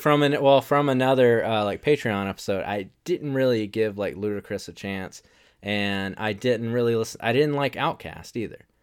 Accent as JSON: {"language": "English", "region": "the South", "country": "United States", "said": "we're from the South"}